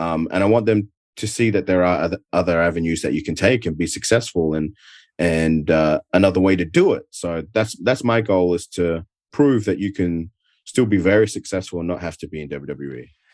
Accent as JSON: {"language": "English", "town": "Adelaide", "region": "South Australia", "country": "Australia", "tie": "born or raised there", "accent": "Adelaide", "moved": "as an adult", "lives_now": "United States", "said": "my hometown of Adelaide"}